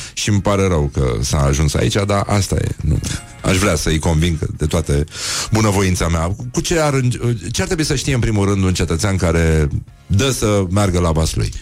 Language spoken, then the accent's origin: Romanian; Brăila, Brăila County, Romania; eu sunt din Brăila